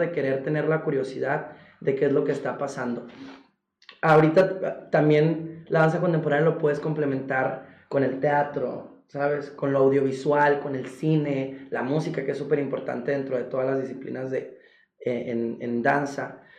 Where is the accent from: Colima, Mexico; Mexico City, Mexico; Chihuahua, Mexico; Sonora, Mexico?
Sonora, Mexico; Golfo de Santa Clara; also born or lived in San Luis Río Colorado; soy eh, originario del Golfo de Santa Clara, Sonora, México, orgullosamente, mi pueblo pesquero